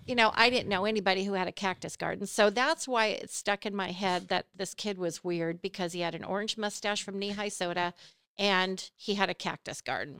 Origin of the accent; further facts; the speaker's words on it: California, United States; moved away as an adult; now in Pennsylvania, United States; Born and raised in California. I lived in the same town that I was born